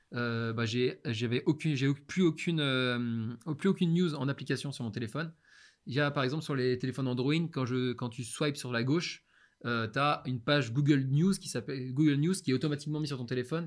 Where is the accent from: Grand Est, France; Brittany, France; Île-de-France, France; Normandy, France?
Brittany, France; Brest; moved away; also born or lived in China; je rentre chez moi, à Brest, chez ma mère